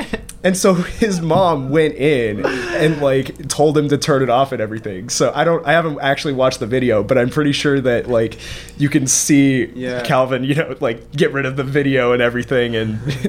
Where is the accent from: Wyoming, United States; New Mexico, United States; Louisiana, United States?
Wyoming, United States; moved away as an adult; I'm from Wyoming.